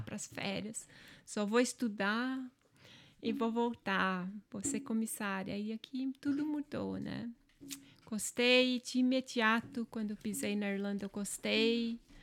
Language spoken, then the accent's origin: Portuguese; Angelina, Santa Catarina, Brazil; accent: German accent in Portuguese; first language German dialect; Portuguese is a second language; now in Ireland; Minha origem é alemã e lá onde eu nasci, a comunidade em si, todos eram dessa origem.